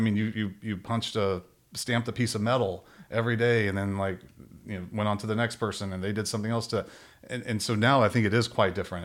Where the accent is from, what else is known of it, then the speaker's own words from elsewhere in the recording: Robinson, Texas, United States; moved away; I grew up in a really small town outside of Waco, Texas